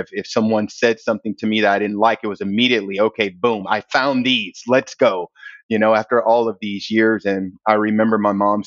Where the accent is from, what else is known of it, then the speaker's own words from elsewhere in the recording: East St. Louis, Illinois, United States; moved away as an adult; We were poor, just like most families growing up in East St. Louis